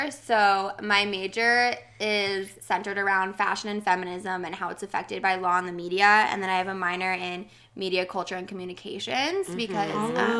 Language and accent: English; New Jersey, United States; moved away as an adult; now in New York City, United States; I'm from New Jersey.